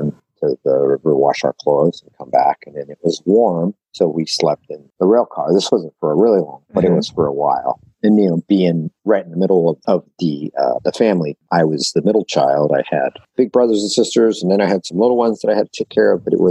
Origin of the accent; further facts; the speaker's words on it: Texas, United States; also born or lived in Portland, Oregon; now in Wilsonville, United States; I was born in Texas. I live in Portland, Wilsonville now.